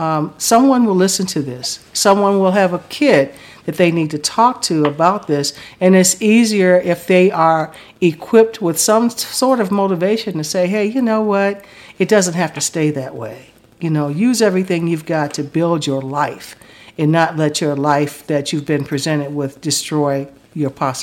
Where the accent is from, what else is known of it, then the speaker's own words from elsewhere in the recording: Chicago, Illinois, United States; I'm from Chicago, and so I never lived in the projects, but I lived in the ghetto